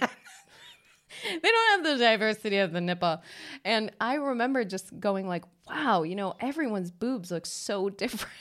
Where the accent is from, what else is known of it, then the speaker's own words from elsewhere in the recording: United States; moved away as an adult; also born or lived in Los Angeles; now in Stockholm, Sweden; we're two American girls living in Stockholm.